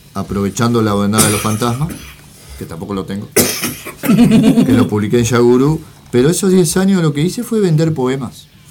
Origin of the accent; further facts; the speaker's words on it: Montevideo, Uruguay; also born or lived in interior of Uruguay; yo soy de Montevideo. Ah. En ese momento viví en el interior y vine